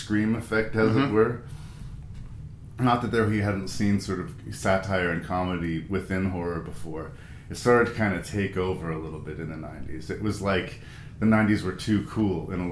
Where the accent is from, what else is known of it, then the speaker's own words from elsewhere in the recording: Canada; I'm Canadian